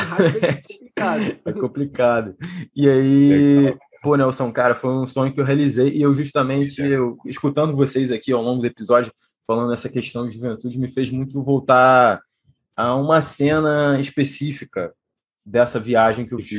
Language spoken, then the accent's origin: Portuguese; Rio de Janeiro, Brazil; moved away as an adult; also born or lived in Poland / Portugal; Eu sou nascido e criado aqui na Taquara. Hoje em dia eu voltei aqui para ver meus avós